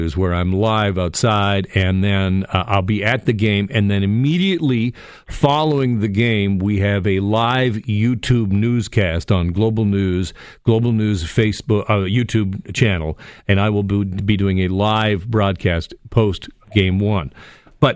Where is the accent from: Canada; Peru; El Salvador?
Canada; Golden Horseshoe, Ontario; moved away; also born or lived in Vancouver; I would say I was from the Golden Horseshoe.